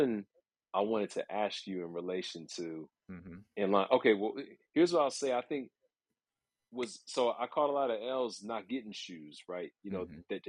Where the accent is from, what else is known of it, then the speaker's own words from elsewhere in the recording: Northern Virginia, United States; moved away as an adult; now in New York City, United States; I'm born and raised in Northern Virginia